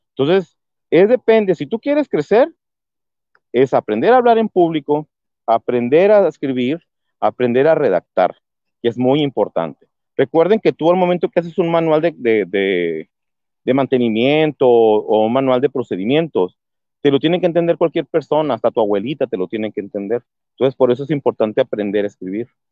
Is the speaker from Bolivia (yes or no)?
no; Mexico; now in Hermosillo, Mexico; como todos en México tenemos un pariente en Estados Unidos